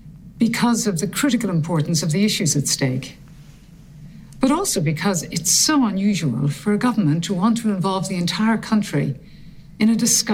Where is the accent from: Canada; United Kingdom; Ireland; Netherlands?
Ireland; Tramore, Munster; moved away as an adult; also born or lived in New York; I was raised in Tramore and educated at the Ursuline in Waterford, Trinity, UCLA and Harvard.